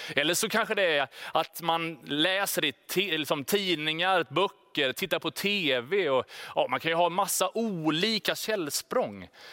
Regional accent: Sweden; Vi är ju liksom svenskar, vi är stöpta väldigt tydligt i en form av självständighet, individualism.

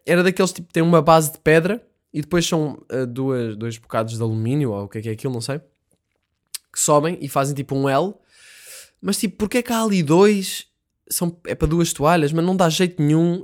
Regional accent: Vizela, Norte, Portugal; Eu sei que estou a exagerar um bocado o sotaque, mas eu sou de Bizela

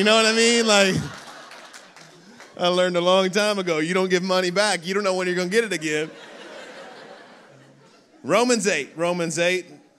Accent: Orlando, Florida, United States; And I come from Orlando. If you've never been to Orlando, it's in Central Florida.

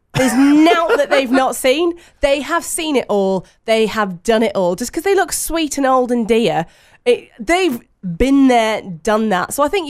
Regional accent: England, United Kingdom; I'm very English

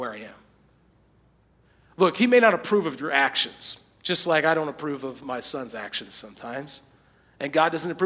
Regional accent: United States; most of us as American Christians

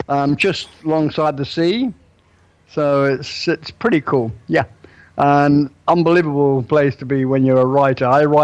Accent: England, United Kingdom

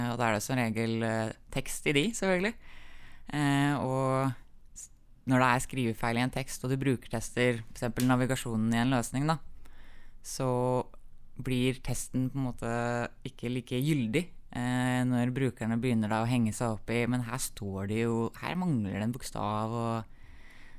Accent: Magnor, Innlandet, Norway; also born or lived in Kongsvinger; Vi flytta fra Kongsvinger til Magnor uh, eh, pga. at søstera mi ble mobba på den ungdomsskolen hun gikk på

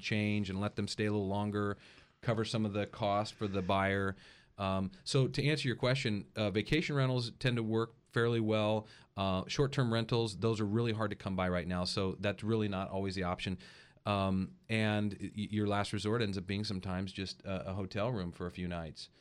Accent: Paso Robles, California, United States; also born or lived in Hawaii; growing up in Paso, I've fallen in love with the North County

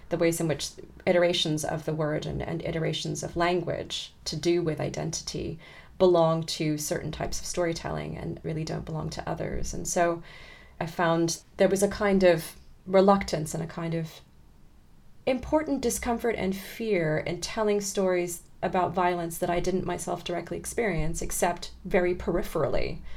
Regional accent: California, United States; it was again growing up in Southern California and going to school, and particularly around the times of the riots

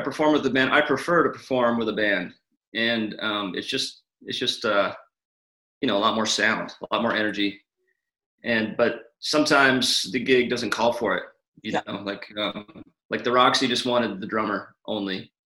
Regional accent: California, United States; also born or lived in Atlanta, Georgia; now in Carlsbad, United States; I'm mainly from California. Okay. I was I was born in Georgia

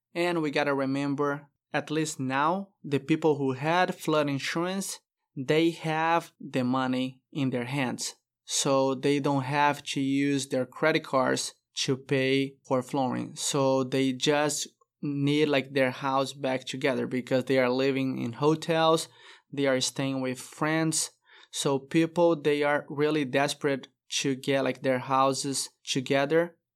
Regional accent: Brazil; English is a second language; moved away as an adult; now in Texas, United States; I moved from Brazil to U S

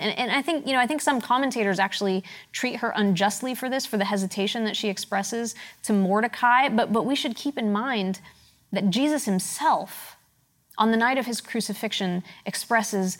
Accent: Pittsburgh, Pennsylvania, United States; moved away; I'm from Pittsburgh

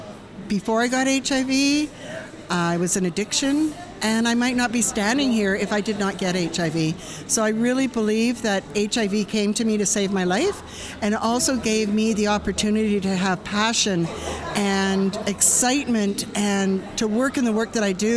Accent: Vancouver, British Columbia, Canada; And I'm from Vancouver, BC, Canada, which you call Canada, we call Turtle Island.

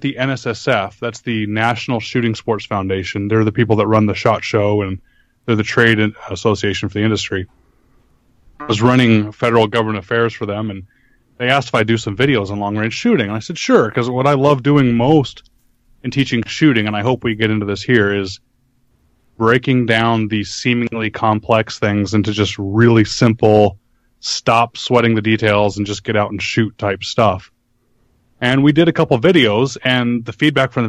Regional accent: Arizona, United States; moved away as an adult; also born or lived in Savannah, Georgia; I grew up in Arizona

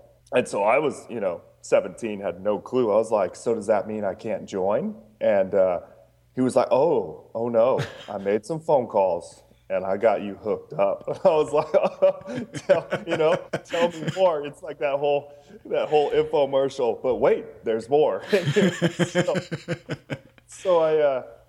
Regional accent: Juneau, Alaska, United States; moved away as an adult; I grew up in Juneau, Alaska, and then went into the military and then, like, just ended back up in Alaska.

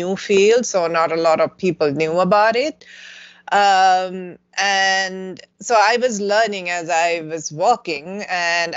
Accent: Sri Lanka; moved away as an adult; now in Madison, United States; growing up in Sri Lanka and working there

